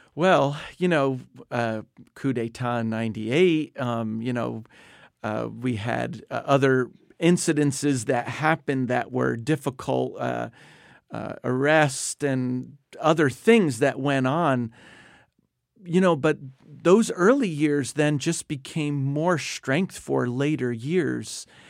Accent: New Jersey, United States; moved away as an adult; also born or lived in South Asia / Indonesia; I grew up in New Jersey

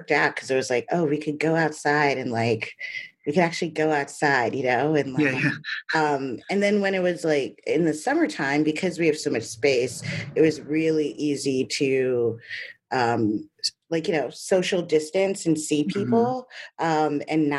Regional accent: New York City, New York, United States; moved away as an adult; also born or lived in Great Barrington; now in Hudson, United States; No, I grew up in Brooklyn.

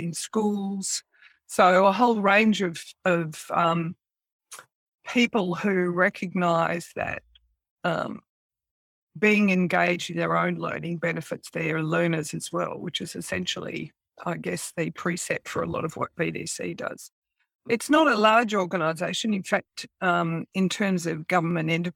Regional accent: Melbourne, Victoria, Australia; also born or lived in Sydney; I was born in Melbourne

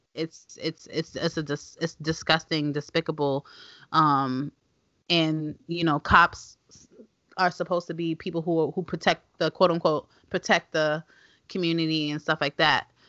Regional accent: New York City, New York, United States; We live, we live in Clinton Hill. I grew up in Clinton Hill, and you know we have stoop kids.

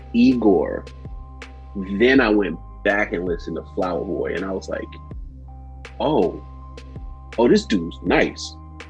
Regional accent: Chesapeake, Virginia, United States; I'm from Chesapeake, Virginia.

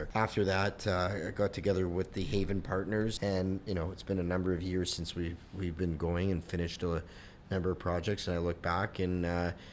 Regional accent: Toronto, Ontario, Canada; I grew up in the Toronto construction world.

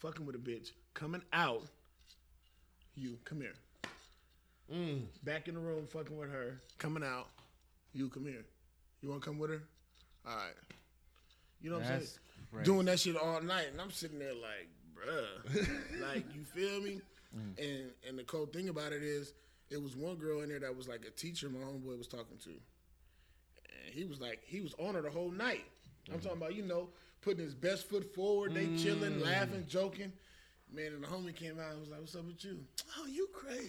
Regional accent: Las Vegas, Nevada, United States; I'm from Vegas

